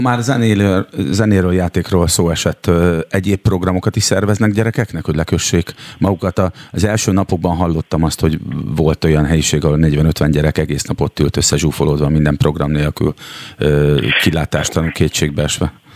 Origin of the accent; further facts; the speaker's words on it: Szeged, Csongrád-Csanád, Hungary; én szegedi vagyok